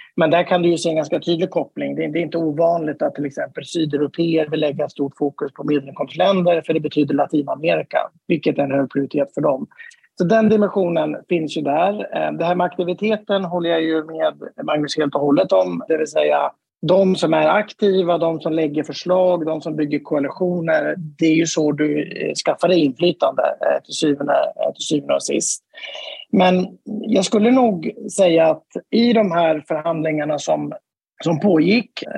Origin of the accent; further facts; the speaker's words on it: Sweden; jag är svensk